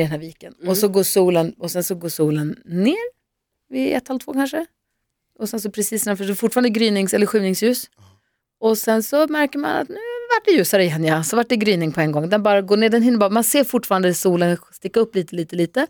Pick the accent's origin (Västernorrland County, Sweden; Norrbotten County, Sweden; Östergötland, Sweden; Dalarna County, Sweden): Norrbotten County, Sweden; Luleå; moved away; jag är uppvuxen då i Luleå